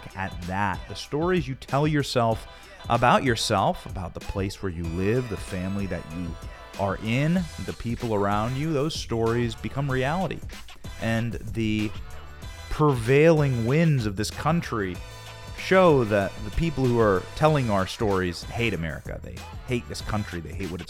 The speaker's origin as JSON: {"language": "English", "region": "Iowa", "country": "United States", "tie": "born or raised there", "said": "I grew up in Iowa. I grew up working on farms"}